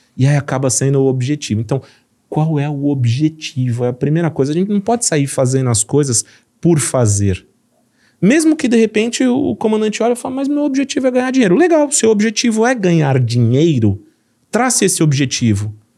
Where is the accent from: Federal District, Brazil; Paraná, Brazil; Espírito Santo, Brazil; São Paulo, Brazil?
São Paulo, Brazil; accent: paulista; fui criado em São Paulo, então eu tenho todo o jeitão de São Paulo de falar